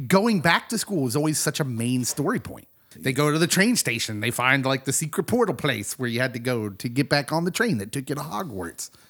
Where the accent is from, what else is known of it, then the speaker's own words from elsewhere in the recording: Kansas, United States; as a young kid growing up in Kansas